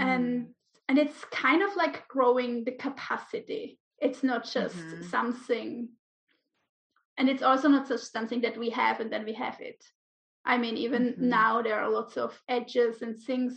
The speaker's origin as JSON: {"language": "English", "country": "Switzerland", "also_born_or_lived": "Ibiza, Spain", "moved": "as an adult", "lives_now": "Menorca, Spain", "said": "I'm originally from Switzerland."}